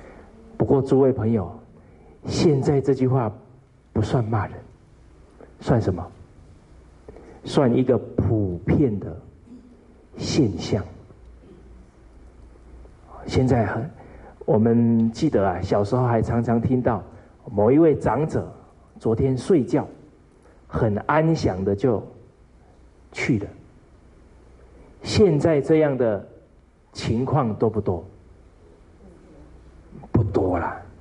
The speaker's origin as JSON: {"language": "Chinese", "country": "China", "said": "所以我们中国人讲五福，啊，其中有一福叫善终"}